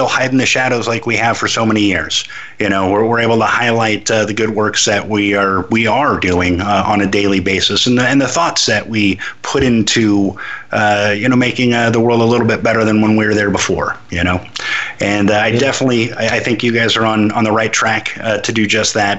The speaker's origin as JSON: {"language": "English", "town": "Los Angeles", "region": "California", "country": "United States", "said": "I'm also from Venice Beach"}